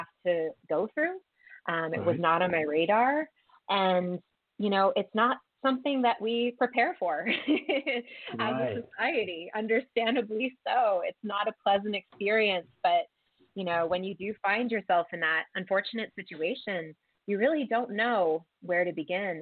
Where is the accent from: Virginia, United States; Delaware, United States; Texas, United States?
Delaware, United States; Wilmington; moved away as an adult; now in Colorado, United States; I'm originally from the East Coast, outside of Philadelphia, actually in Wilmington, Delaware. And I moved to Colorado, in 2007 for graduate school.